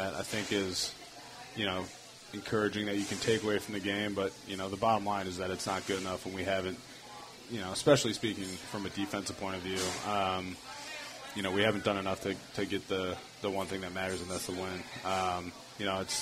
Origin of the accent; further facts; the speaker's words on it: Minnesota, United States; moved away as an adult; now in Tampa, United States; I'm from Minnesota, you know, the land of 10,000 lakes